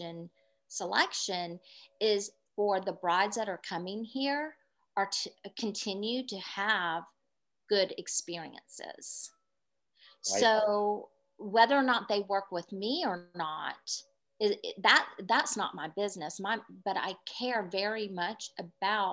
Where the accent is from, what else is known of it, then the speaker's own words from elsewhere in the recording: North Charleston, South Carolina, United States; I was born in North Charleston, and I was born and raised in North Charleston